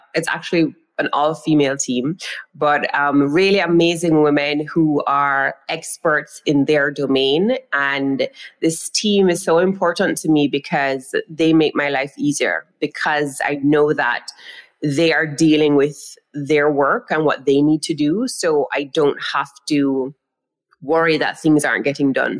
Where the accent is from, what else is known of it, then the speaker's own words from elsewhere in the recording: Jamaica; I am from Jamaica. That's the island that I am speaking to you all from